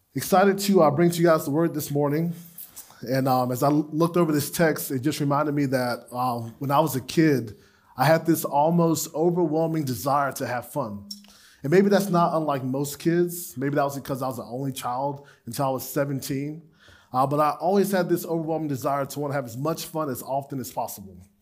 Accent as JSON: {"language": "English", "town": "Gainesville", "country": "United States", "tie": "born or raised there", "said": "my hometown on the far east side of Gainesville"}